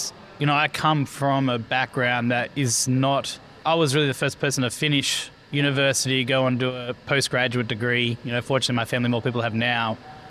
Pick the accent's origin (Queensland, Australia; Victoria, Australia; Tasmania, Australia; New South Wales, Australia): New South Wales, Australia; Sydney; now in Cambridge, United States; I'm from Sydney originally. I live in the United States now, in Massachusetts, Cambridge.